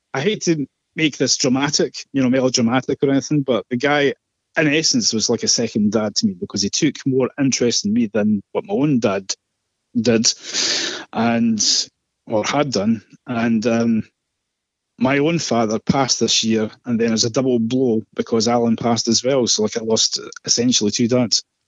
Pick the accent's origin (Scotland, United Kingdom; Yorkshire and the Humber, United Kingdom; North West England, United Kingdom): Scotland, United Kingdom; I'm Scottish